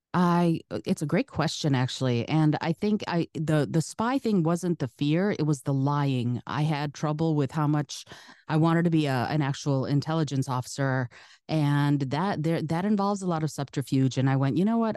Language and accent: English; Detroit, Michigan, United States; first language Russian; English is a second language; also born or lived in Soviet Union; my family was the first family who came into the Detroit area from the Soviet Union